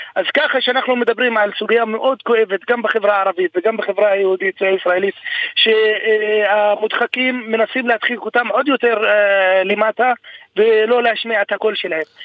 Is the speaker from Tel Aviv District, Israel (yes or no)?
no; Rahat, Southern District, Israel; אני בן 34 מהעיר רהט